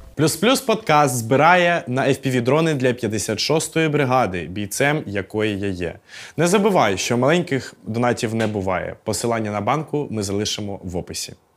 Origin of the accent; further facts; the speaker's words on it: Odesa Oblast, Ukraine; Я виріс на Одещині